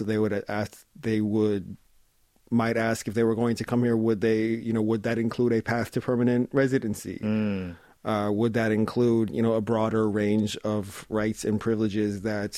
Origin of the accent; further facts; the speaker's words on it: Canada; moved away as an adult; now in South Korea; I grew up in Canada and I've spent my adulthood in Korea